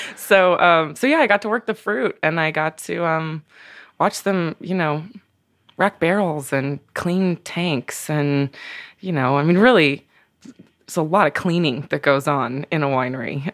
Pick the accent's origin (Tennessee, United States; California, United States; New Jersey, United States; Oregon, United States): Oregon, United States; Pendleton; moved away; also born or lived in Brooklyn; I grew up in Oregon. I grew up, um, I was born in Eastern Oregon, in a small town called Pendleton.